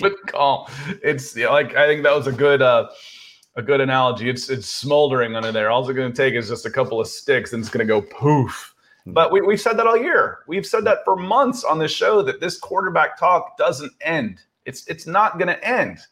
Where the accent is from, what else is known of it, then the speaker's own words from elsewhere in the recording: Akron, Ohio, United States; moved away; I was born in Akron, Ohio, a suburb of Cleveland, uh, and, uh, and all my family was there